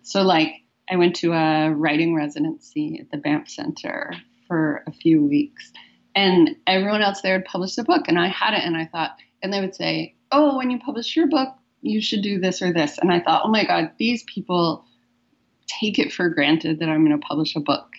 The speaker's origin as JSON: {"language": "English", "country": "United States", "moved": "as an adult", "lives_now": "Vancouver, Canada", "said": "as an American"}